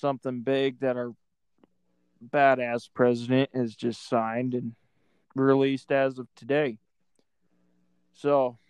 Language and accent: English; Southeast Idaho, United States; we're from Idaho. We're from Southeast Idaho, which is near the Nevada and Utah border.